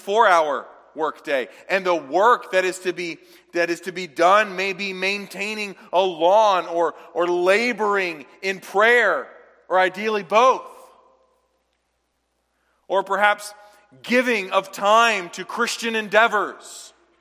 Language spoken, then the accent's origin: English; the South, United States; now in Midwest, United States; I grew up in the South